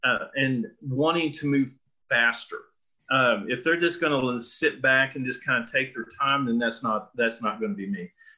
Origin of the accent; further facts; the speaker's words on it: Amarillo, Texas, United States; moved away as an adult; also born or lived in North Carolina / Ohio / Colorado Springs; I was born here in Amarillo, Texas, raised on a farm, thought we'd be farmers the rest of our lives.